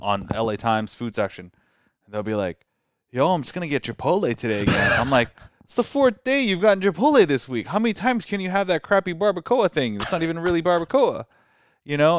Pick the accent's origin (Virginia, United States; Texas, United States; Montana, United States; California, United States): California, United States; Glendale; also born or lived in Orange County / Cerritos; growing up in Glendale